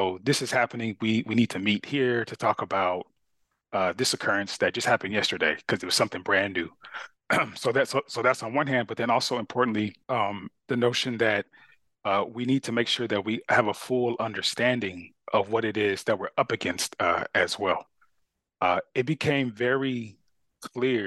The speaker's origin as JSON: {"language": "English", "town": "Carson", "region": "California", "country": "United States", "tie": "born or raised there", "also_born_or_lived": "Austin, Texas", "moved": "as an adult", "said": "the area where I grew up a city called Carson"}